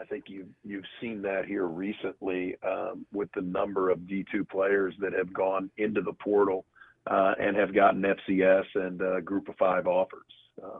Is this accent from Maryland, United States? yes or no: yes; Baltimore, Maryland, United States; born there; You know, I was born in Baltimore, so know the area a little bit.